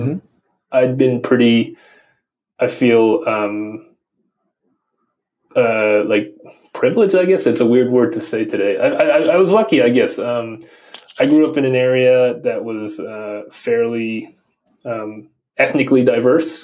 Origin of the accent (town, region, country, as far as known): Maryland, United States; born or raised there; moved away as an adult; also born or lived in New York; now in Paris, France